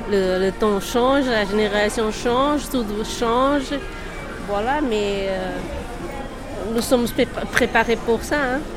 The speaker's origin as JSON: {"language": "French", "country": "Portugal", "second_language": "French", "moved": "yes", "lives_now": "France", "said": "Non, arménienne non, je suis portugais."}